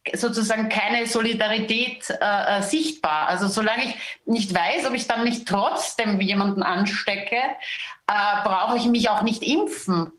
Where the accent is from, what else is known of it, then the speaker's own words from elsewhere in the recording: Austria; bei uns in Österreich